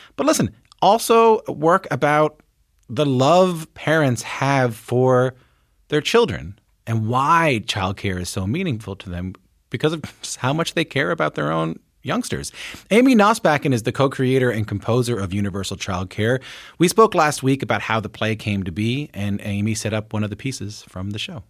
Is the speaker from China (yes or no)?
no; Newfoundland and Labrador, Canada; moved away; I'm from Newfoundland.